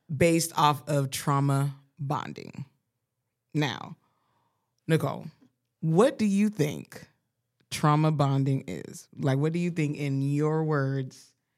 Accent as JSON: {"language": "English", "town": "Colorado Springs", "region": "Colorado", "country": "United States", "tie": "born or raised there", "said": "I grew up in Colorado."}